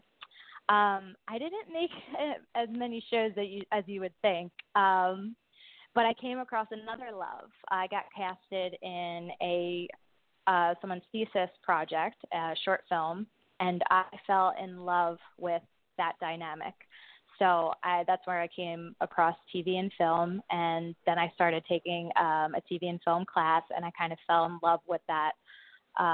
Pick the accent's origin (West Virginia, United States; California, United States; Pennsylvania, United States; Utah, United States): Pennsylvania, United States; Philadelphia; I'm from Philadelphia